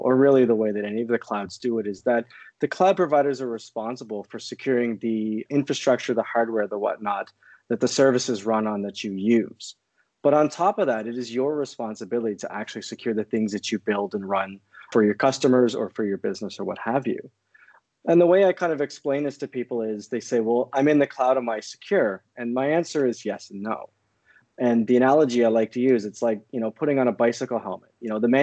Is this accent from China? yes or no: no; Canada; born and raised in Canada.